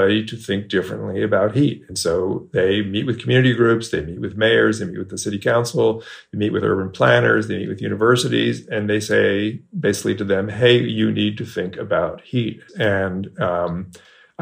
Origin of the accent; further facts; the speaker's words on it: Bay Area, California, United States; moved away as an adult; now in Texas, United States; I moved to Texas 4 years ago, and I grew up in the Bay Area, California.